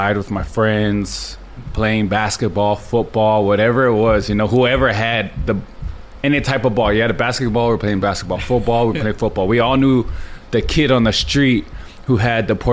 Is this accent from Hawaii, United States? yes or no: yes; Laie, Hawaii, United States; I grew up in La'i, on the North Shore